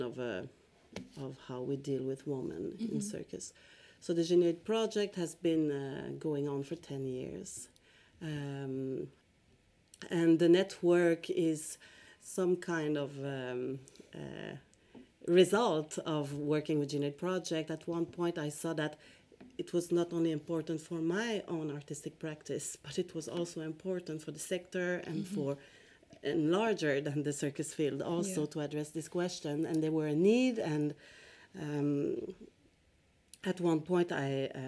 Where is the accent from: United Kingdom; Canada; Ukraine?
Canada; Quebec; also born or lived in Montreal / Stockholm; I'm originally from Quebec, Canada